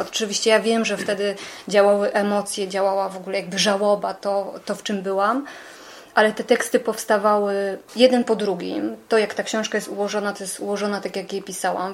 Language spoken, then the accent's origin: Polish; Beskid Sądecki, Lesser Poland, Poland; jako taka nastolatka w tym Beskidzie Sądeckim, w małej wsi, wychowując się w gospodarstwie